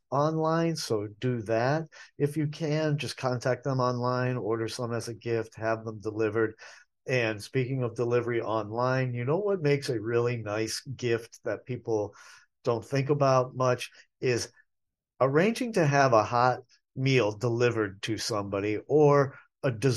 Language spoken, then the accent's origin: English; New England, United States; now in Asheville, United States; I grew up in New England